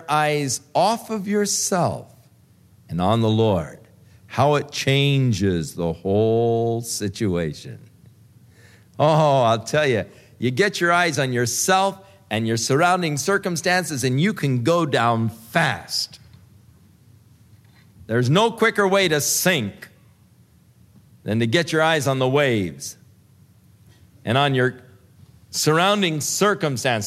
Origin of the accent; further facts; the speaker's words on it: Ventura, California, United States; I was born in the Big Sisters Hospital in Ventura